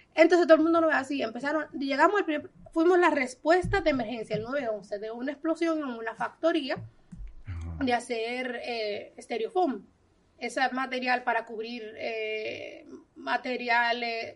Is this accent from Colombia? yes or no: no; Dominican Republic; moved away; no nací aquí, pero soy dominicana de pura cepa. Yo llegué a este país a los 20 días de nacida